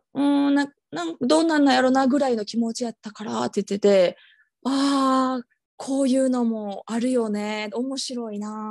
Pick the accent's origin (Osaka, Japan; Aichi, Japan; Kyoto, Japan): Osaka, Japan; moved away; 私大阪出身